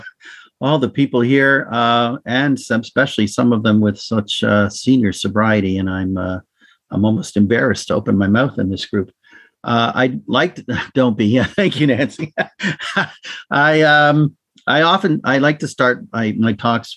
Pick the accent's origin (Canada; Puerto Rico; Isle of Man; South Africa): Canada; Toronto, Ontario; I was born in Toronto to two Holocaust parents who produced a particularly dysfunctional home that I grew up